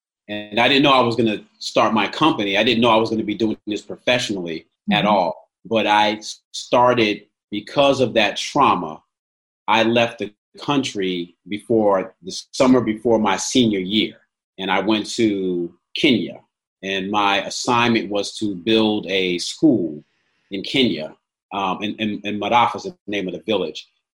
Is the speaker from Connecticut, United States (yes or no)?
yes; Stamford, Connecticut, United States; also born or lived in Mississippi; We was born in Connecticut, and she took me down to Mississippi, and I lived with my grandparents for like my first 4 years, and I came back to Stamford.